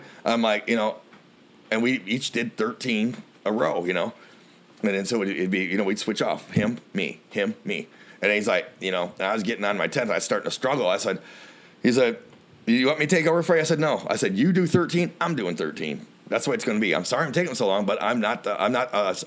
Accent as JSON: {"language": "English", "region": "Illinois", "country": "United States", "said": "Illinois, we're Yanks"}